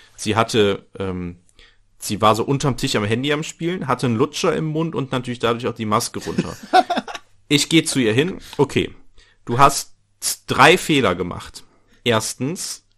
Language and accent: German; North Rhine-Westphalia, Germany; ich komme aus dem Niederrhein